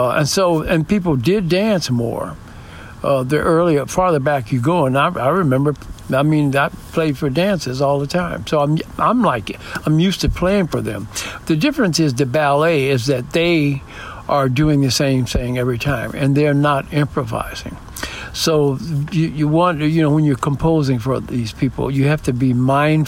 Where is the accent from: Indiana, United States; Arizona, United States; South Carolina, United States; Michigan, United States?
Michigan, United States; Detroit; also born or lived in New York; now in San Diego, United States; I grew up in Detroit